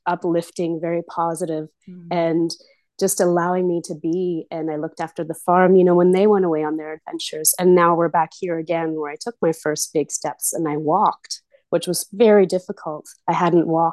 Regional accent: Victoria, British Columbia, Canada; moved away; I was born in Victoria, BC, Canada

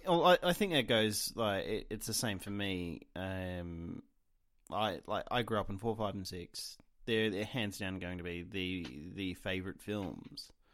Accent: Australia; being an Australian

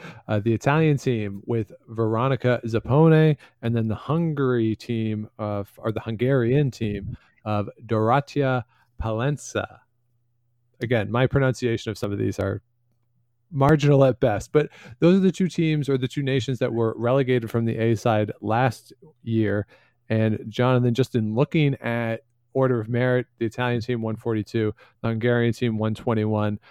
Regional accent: Canada; as a Canadian

